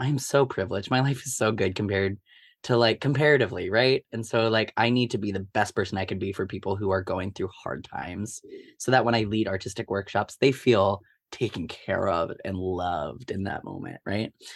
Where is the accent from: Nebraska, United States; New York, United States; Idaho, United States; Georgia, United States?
Nebraska, United States; Omaha; I grew up in Omaha, Nebraska my whole life.